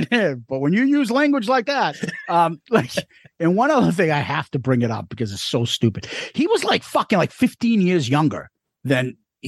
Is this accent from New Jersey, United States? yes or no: no; Boston, Massachusetts, United States; We're from Boston.